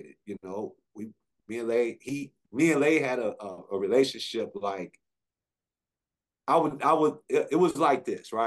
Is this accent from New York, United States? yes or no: no; New Orleans, Louisiana, United States; moved away as an adult; also born or lived in Atlanta, Georgia; I was from New Orleans